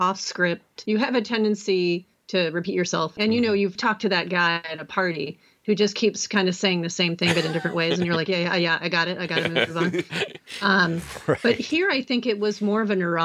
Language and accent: English; the Bay Area, California, United States; I grew up in the Bay Area and I've lived here for over 20 years